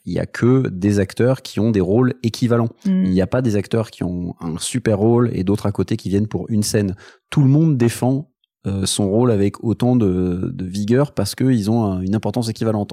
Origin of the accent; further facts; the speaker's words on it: Paris, Île-de-France, France; j'ai grandi à Paris